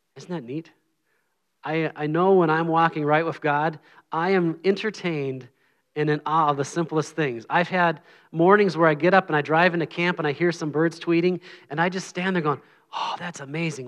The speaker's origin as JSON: {"language": "English", "region": "Minnesota", "country": "United States", "moved": "yes", "said": "I'm from Minnesota."}